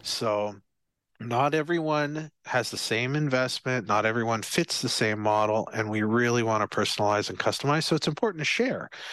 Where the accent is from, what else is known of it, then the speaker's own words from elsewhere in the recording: Barbados; from Barbados, I'm from Barbados